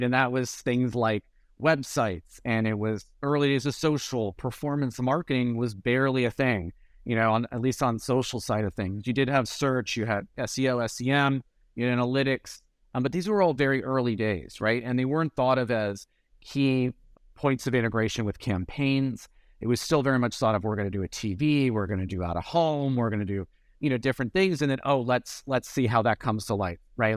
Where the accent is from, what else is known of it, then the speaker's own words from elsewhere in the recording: San Francisco, California, United States; I grew up in the Bay Area, uh, I was San Francisco